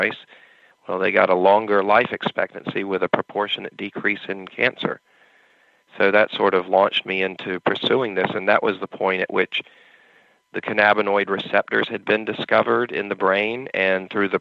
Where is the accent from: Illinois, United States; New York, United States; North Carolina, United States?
North Carolina, United States; moved away as an adult; now in California, United States; I'm originally from North Carolina